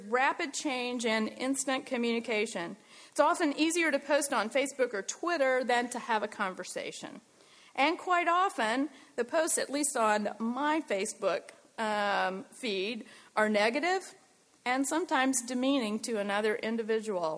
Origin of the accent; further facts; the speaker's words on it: United States; also born or lived in Switzerland; I'm American